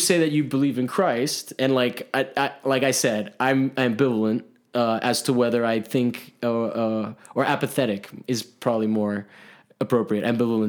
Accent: Miami, Florida, United States; also born or lived in Italy; Whereas like I grew up in Italy, so it was like Catholics. And then I grew up in Miami and it was Catholics.

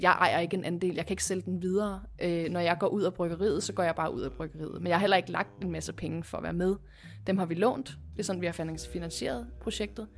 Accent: Copenhagen, Capital Region of Denmark, Denmark; moved away as an adult; now in Hvidovre, Denmark; Jeg er fra øh, Christianshavn, hvor, min, hvor jeg er opvokset med min mor og far min lille søster

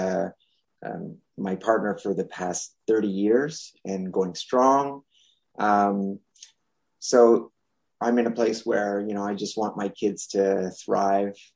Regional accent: Montreal, Quebec, Canada; first language French; English is a second language; I'm from Montreal, Canada

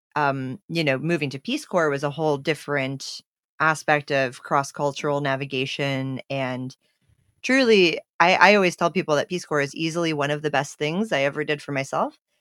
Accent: United States; my role as an American and as an aid worker in a country that's not my own

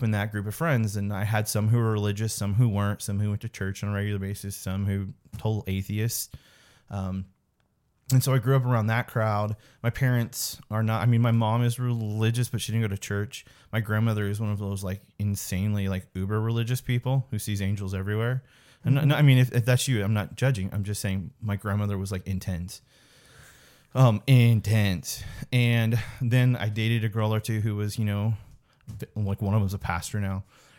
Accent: Chillicothe, Missouri, United States; I'm from a little town called Chillicothe, Missouri.

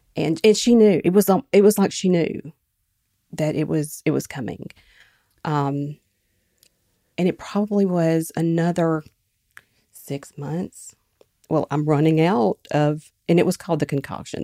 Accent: Quitman, Mississippi, United States; my hometown, Quitman, Mississippi

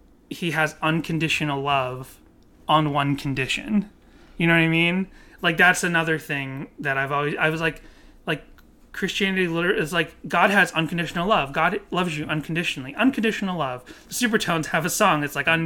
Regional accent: Massachusetts, United States; I grew up in Massachusetts, which is a largely Catholic community

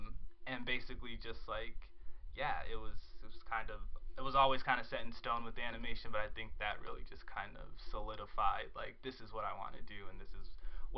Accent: Chicago, Illinois, United States; So I've been out here for 2 years, and I come from Chicago. Moved here from Chicago.

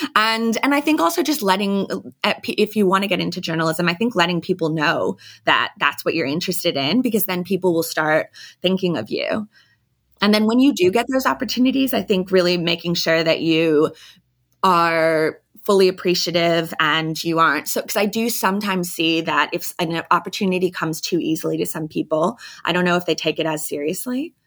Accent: United States; moved away as an adult; now in Sydney, Australia; I'm thirty-five now and I'm American

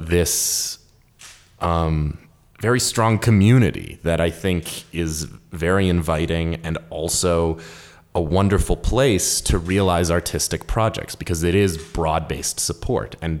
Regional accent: Ogden, Utah, United States; also born or lived in New York; I was born and raised in Ogden. I went to OHS, I went to Mount Ogden Junior High

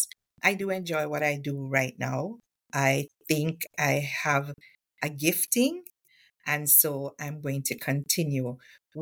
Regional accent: Westmoreland, Jamaica; I grew up in Westmoreland

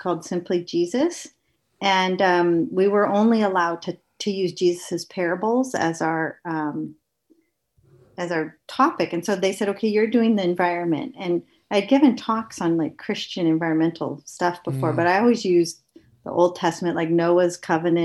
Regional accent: United States; moved away as an adult; now in Canada; I'm from the States

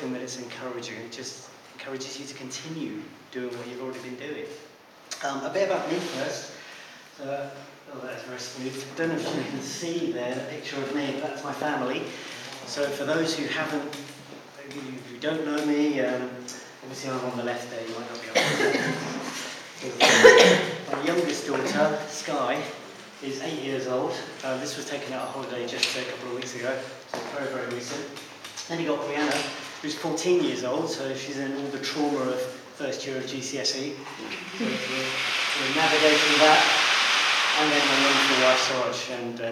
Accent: High Wycombe, South East England, United Kingdom; I hail from High Wycombe

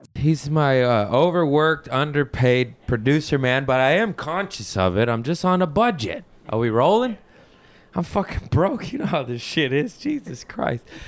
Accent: Los Angeles, California, United States

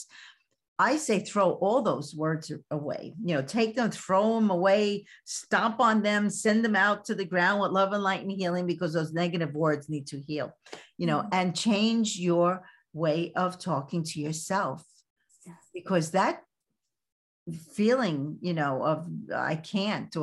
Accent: New York City, New York, United States; accent: Brooklyn; moved away; I'm from Brooklyn. I still speak Brooklyn

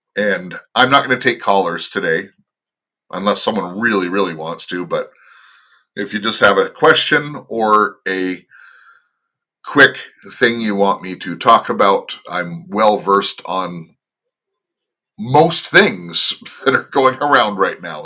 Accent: Los Angeles, California, United States; moved away as an adult; now in Toronto, Canada; I was born and raised in the Los Angeles area

